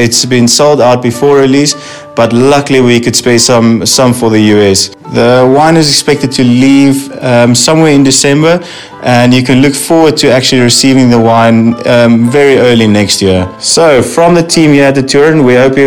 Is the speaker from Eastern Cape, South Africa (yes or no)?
no; Stellenbosch, Western Cape, South Africa; all the way from Stellenbosch, South Africa. Being proudly South African